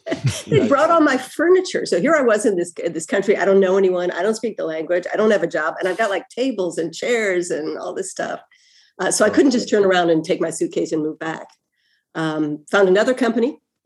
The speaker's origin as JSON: {"language": "English", "area": "near Milwaukee", "region": "Wisconsin", "country": "United States", "tie": "born or raised there", "also_born_or_lived": "New York", "moved": "yes", "lives_now": "Copenhagen, Denmark", "said": "I grew up in Wisconsin, not very far from Milwaukee. That is a very Scandinavian part of the U.S."}